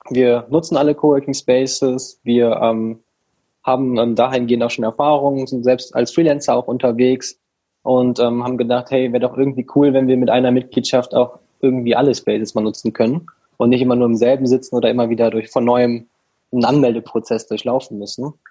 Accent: Rhineland, Germany; Also wir kommen hier aus dem Rheinland

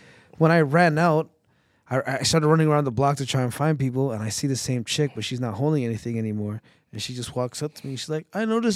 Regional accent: Toronto, Ontario, Canada; I'm from Scarborough

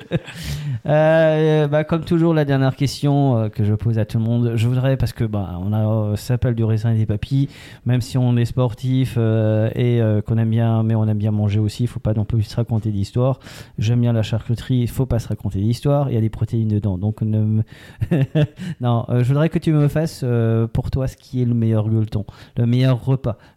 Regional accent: Alsace, Grand Est, France; on est alsacien.

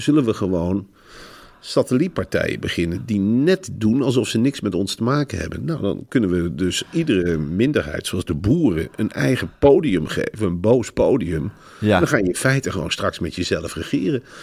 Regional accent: Netherlands

